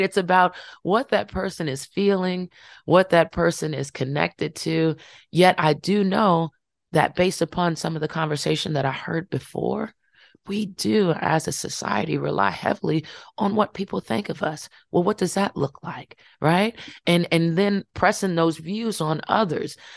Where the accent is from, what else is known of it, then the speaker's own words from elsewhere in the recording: Farmville, Virginia, United States; happened in my hometown